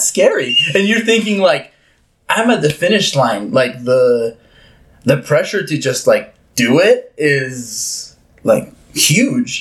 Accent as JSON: {"language": "English", "country": "Uruguay", "tie": "born or raised there", "moved": "yes", "said": "growing up in Uruguay and South America"}